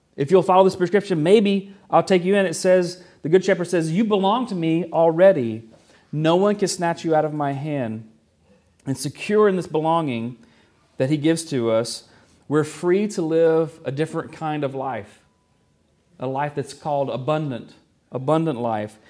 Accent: the South, United States; moved away; I was from the South, still am from the South

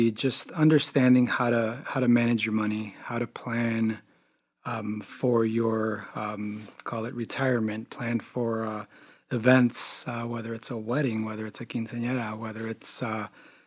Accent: Chicago, Illinois, United States; also born or lived in Wisconsin / Champaign, Illinois; born and raised in Chicago, far south side of Chicago

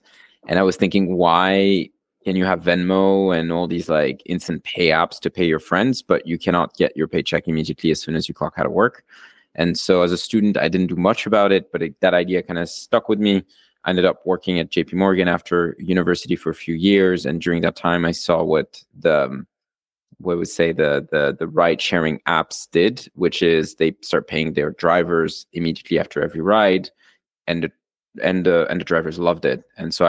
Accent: Argentina; moved away as an adult; also born or lived in Switzerland; now in United States; So I'm originally from Argentina and Switzerland, which basically means the way I got myself into the US was through college. So I came as a student.

